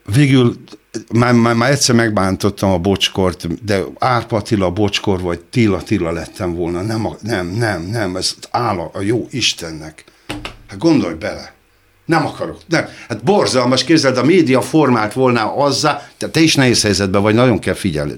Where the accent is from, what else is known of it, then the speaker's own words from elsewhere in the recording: Hungary; magyar vagyok